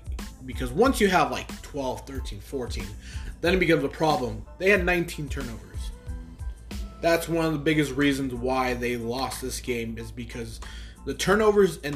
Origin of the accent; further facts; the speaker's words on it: Los Angeles, California, United States; moved away; I'm from the Los Angeles area